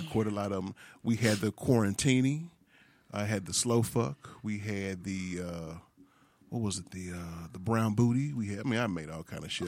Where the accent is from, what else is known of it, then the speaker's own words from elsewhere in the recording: St. Louis, Missouri, United States; also born or lived in Sacramento, California; I was born and raised in Saint Louis